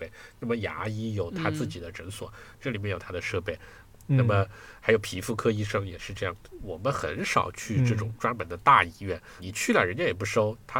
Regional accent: Hunan, China; also born or lived in Beijing / Shanghai / Guangzhou / Changchun; now in Germany; 比如说我们家是湖南的，所以那我在湖南长期生活过。后来我又在北京、上海、广州都长期生活过，而且我在长春也长期生活过

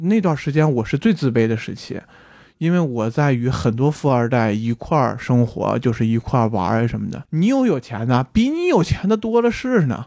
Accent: Baotou, Inner Mongolia, China; now in Beijing, China; 我是内蒙古包头人，然后《乌海》就在我们旁边儿 所以我从小到大是能了解到这个城市的

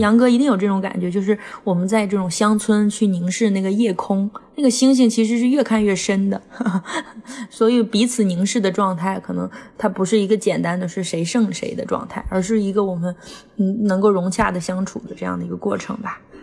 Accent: Inner Mongolia, China; 我们小时候在内蒙古

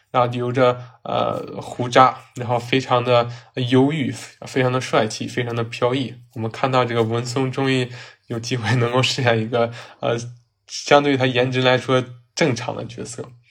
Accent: Northeast China, China; 我是东北人，所以说呢，赵本山的小品呢，电视剧啊，包括他的一些电影，还有新闻呢，都是我从小看到大的

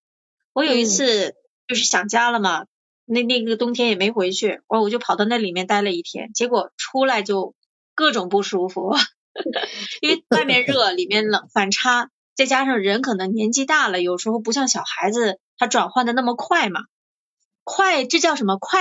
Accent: northern China, China; moved away; 我是北方人嘛，口味比较重，吃盐又多啊

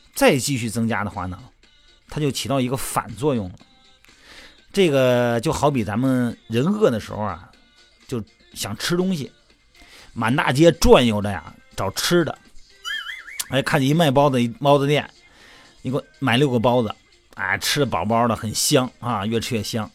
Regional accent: China; 咱们是中国人

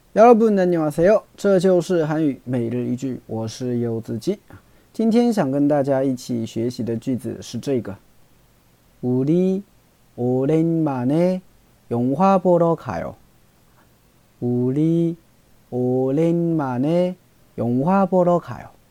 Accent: China; 我们中国人

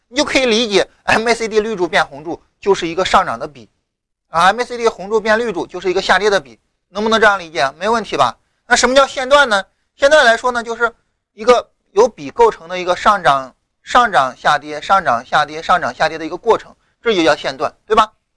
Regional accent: rural Shandong, China; 我老家山东农村的嘛

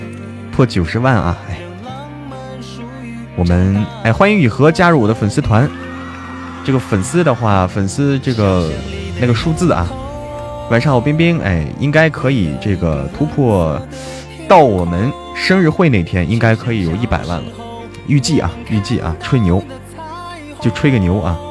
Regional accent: North China, China; 嗯，我是北方人，不让随便啊，就是，哎呀，开玩笑的。

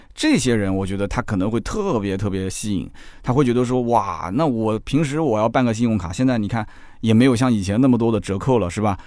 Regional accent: Jiangsu, China; 我是江苏的，我办什么鲁通卡，虽然说全国通行，对吧？我们江苏有苏通卡

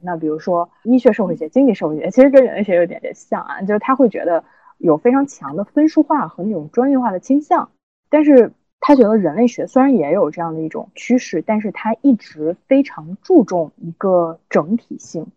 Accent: China; 我们都是中国人

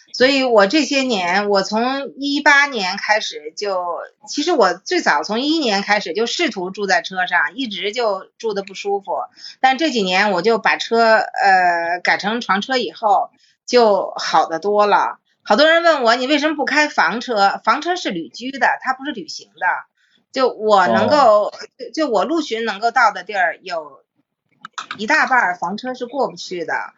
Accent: Beijing, China; 咱们北京人

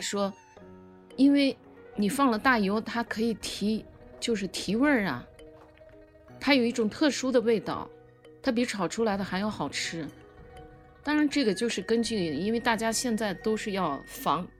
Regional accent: Lanzhou, Gansu, China; 我从小生长在兰州

